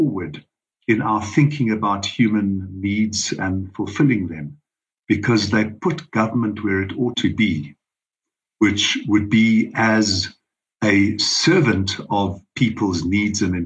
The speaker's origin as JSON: {"language": "English", "country": "South Africa", "tie": "born or raised there", "said": "as a South African, a born South African, a proud South African"}